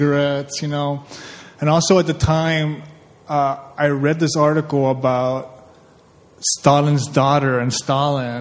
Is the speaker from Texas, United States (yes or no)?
yes; South Texas, United States; moved away; I grew up in South Texas with a bunch of band influences